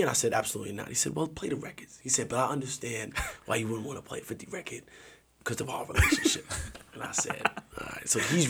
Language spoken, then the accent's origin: English; New York, United States